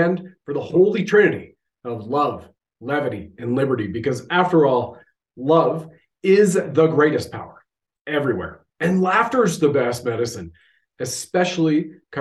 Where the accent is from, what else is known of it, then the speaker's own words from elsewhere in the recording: Canada; I have served my country at the federal level as a Canadian infantry soldier